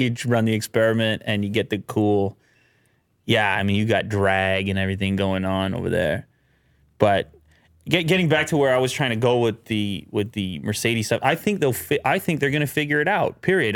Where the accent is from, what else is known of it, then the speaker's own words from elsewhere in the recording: Canada; being a Canadian in the media business